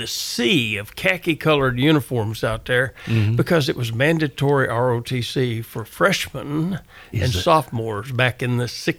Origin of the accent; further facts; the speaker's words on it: West Tennessee, United States; I grew up in West Tennessee, the son of sharecroppers. None of our family had ever gone to college.